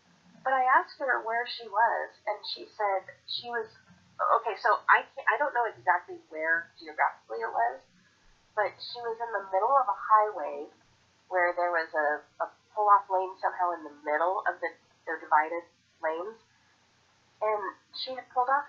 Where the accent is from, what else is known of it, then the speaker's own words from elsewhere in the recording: Portland, Oregon, United States; I grew up in Portland, Oregon.